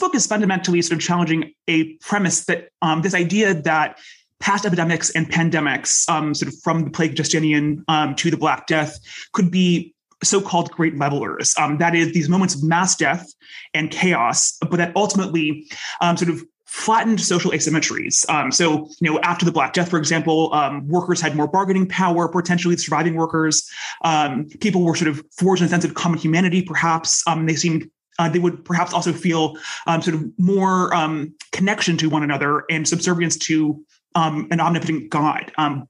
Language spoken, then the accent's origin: English; United States; accent: American; also born or lived in United Kingdom; I'm American, of course, you can hear from my accent, but I grew up in the UK as well.